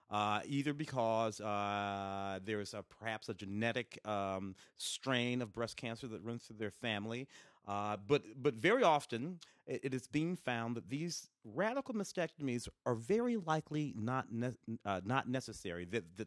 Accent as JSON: {"language": "English", "region": "Tennessee", "country": "United States", "tie": "born there", "said": "I was born in Tennessee. And you grow up going back there. We grew up in the city, but we were always going back down south."}